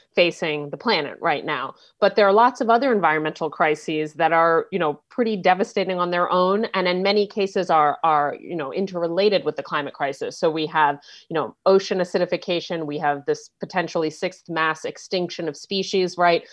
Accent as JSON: {"language": "English", "town": "New York City", "region": "New York", "country": "United States", "tie": "born or raised there", "moved": "yes", "said": "I'm from New York City, right, and so I grew up, I don't live there anymore, but I grew up, um, um, riding mass transit"}